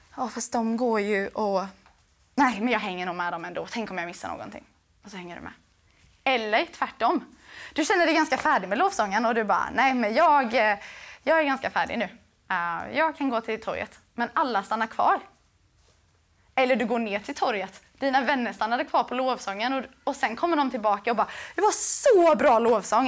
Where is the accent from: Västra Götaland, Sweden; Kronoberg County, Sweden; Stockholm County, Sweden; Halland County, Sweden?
Kronoberg County, Sweden; Växjö; jag var från Växjö